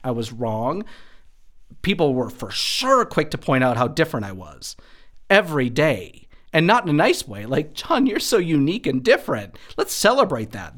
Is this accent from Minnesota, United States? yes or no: yes; Wadena, Minnesota, United States; moved away as an adult; also born or lived in Texas; now in Denver, United States; I grew up in West Central Rural Minnesota, a little town named Wadena, Minnesota